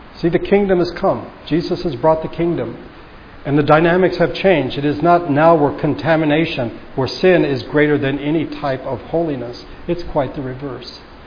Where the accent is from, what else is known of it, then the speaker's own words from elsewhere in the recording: United States; as American Christians